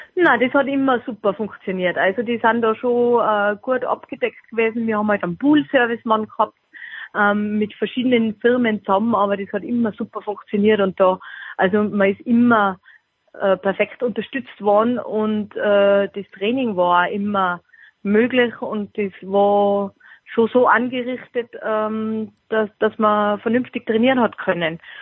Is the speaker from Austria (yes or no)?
yes; Austria; für mich als Österreicherin